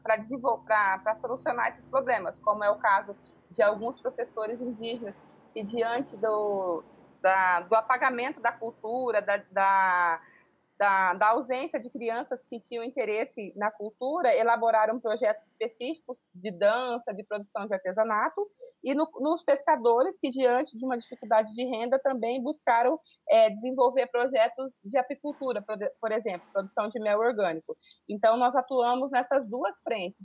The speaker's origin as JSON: {"language": "Portuguese", "region": "Pantanal", "country": "Brazil", "tie": "born or raised there", "said": "eu sou aqui do Pantanal, e sou uma, uma professora que desde muito cedo sonhou com, em ser professora"}